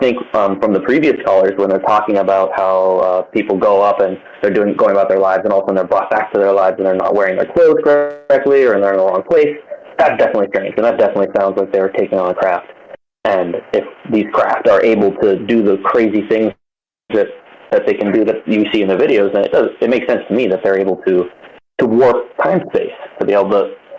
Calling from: Hawaii, United States

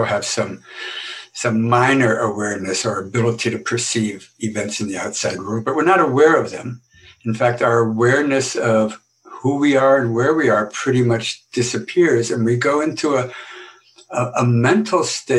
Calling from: Boston, Massachusetts, United States

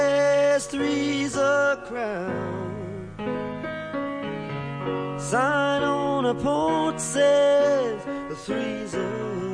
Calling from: Portland, Oregon, United States; I'm actually recording from Portland, Oregon.

